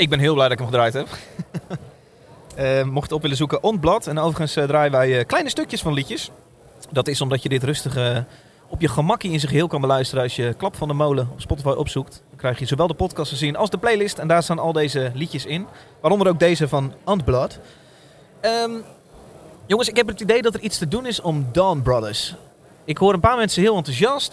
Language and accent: Dutch; Horst, Limburg, Netherlands; Ik kom uit Horst